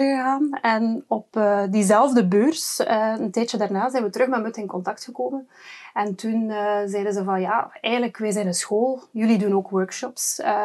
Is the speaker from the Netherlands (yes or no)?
no; West Flanders, Belgium; bij ons in West-Vlaanderen